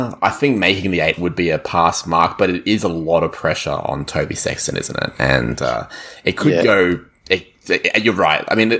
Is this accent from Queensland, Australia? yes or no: yes; Queensland, Australia; I'm hoping, as a Queenslander